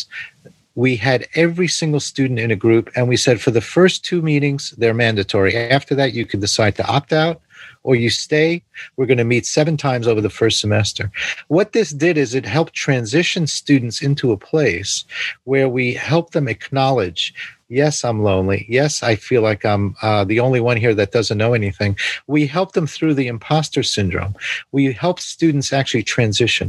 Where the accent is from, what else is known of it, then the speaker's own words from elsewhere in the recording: New York City, New York, United States; I grew up in New York City